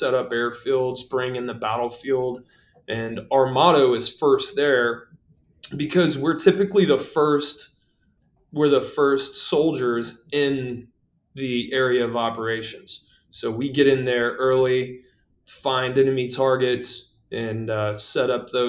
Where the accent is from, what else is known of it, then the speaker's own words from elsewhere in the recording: Gulfport, Mississippi, United States; moved away; I was born and raised in Gulfport, Mississippi, born in 1978